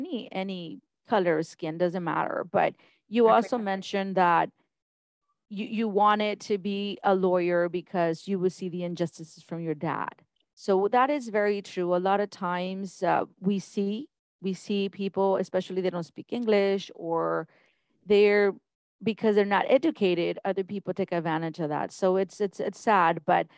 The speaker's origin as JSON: {"language": "English", "area": "the Rio Grande Valley", "region": "Texas", "country": "United States", "said": "we come from the Valley and it's different."}